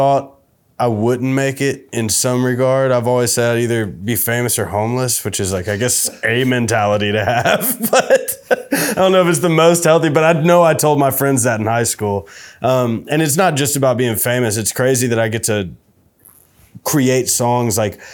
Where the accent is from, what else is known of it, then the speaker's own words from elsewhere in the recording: Nashville, Tennessee, United States; growing up in Nashville and decent home